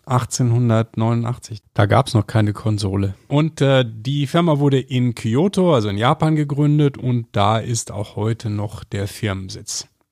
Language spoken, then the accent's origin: German; area west of Düsseldorf, North Rhine-Westphalia, Germany; born or raised there; now in Munich, Germany